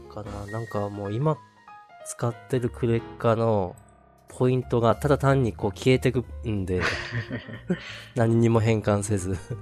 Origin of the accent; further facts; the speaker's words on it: Tohoku, Japan; 東北東北出身なんですけどまあで盆地なんですけど